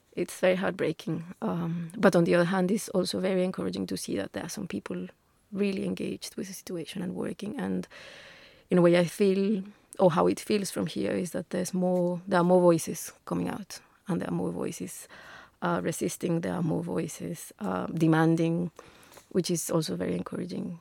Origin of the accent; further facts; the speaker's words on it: Bogotá, Colombia; moved away as an adult; now in England; I'm Colombian, uh, originally. I come from Bogota. I came to England ten years ago.